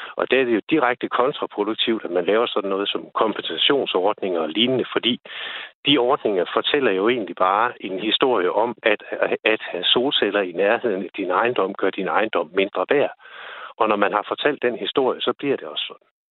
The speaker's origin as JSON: {"language": "Danish", "area": "Thy", "region": "North Denmark Region", "country": "Denmark", "said": "jeg kommer fra Thy, og i 80'erne havde vi stjernemange vindmøller stående"}